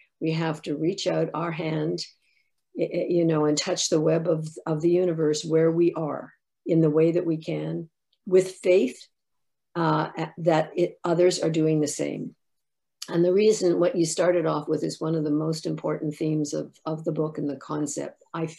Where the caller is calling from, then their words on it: Ottawa, Ontario, Canada; I come to you from Ottawa, the unceded territory of the Algonquin and Anishinaabe people.